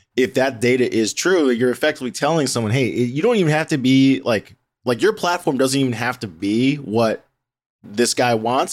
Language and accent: English; D.C., District of Columbia, United States; I grew up near the Washington, D C area